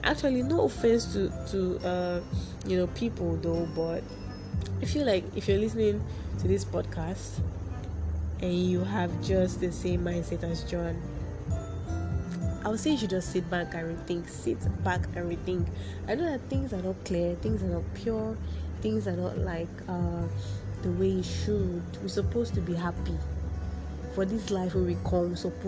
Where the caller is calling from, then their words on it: Nigeria; I'm not talking from any other place. I'm speaking from Nigeria here with you that is listening